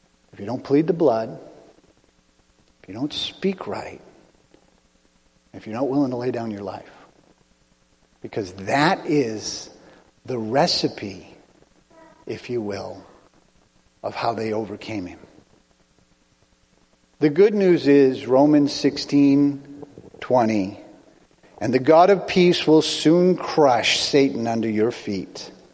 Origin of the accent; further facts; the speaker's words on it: United States; I'm American